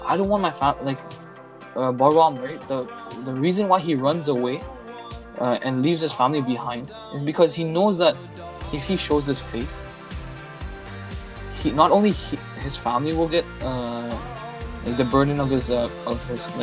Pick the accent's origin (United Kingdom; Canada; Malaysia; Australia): Canada; I grew up in Canada